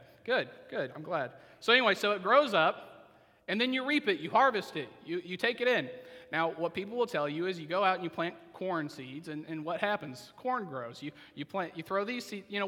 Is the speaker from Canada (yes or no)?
no; Oklahoma, United States; moved away as an adult; now in Alcoa, United States; If I was back in Oklahoma